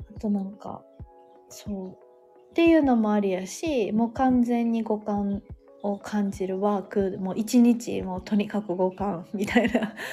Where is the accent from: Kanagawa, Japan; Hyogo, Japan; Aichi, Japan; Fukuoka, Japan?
Hyogo, Japan; Sanda; 私の地元の三田市